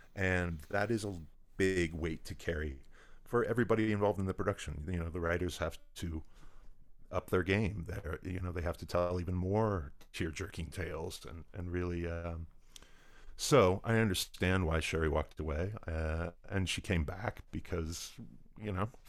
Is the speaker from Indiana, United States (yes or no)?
yes; Indianapolis, Indiana, United States; I grew up in Indianapolis, Indiana